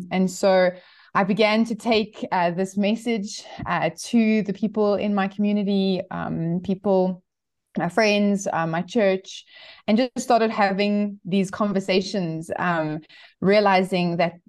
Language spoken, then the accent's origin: English; Johannesburg, Gauteng, South Africa; I'm actually from Johannesburg. I was born and raised here. And my husband and I spent some time overseas, but we've been back in South Africa for the last 10 years.